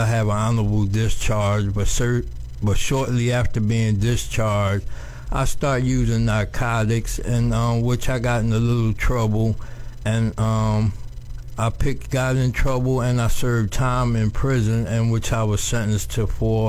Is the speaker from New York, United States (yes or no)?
no; Philadelphia, Pennsylvania, United States; moved away as an adult; now in Miami, United States; Yes, I was in Philadelphia. I'm from Philadelphia, Pennsylvania. I'm a native of Philadelphia.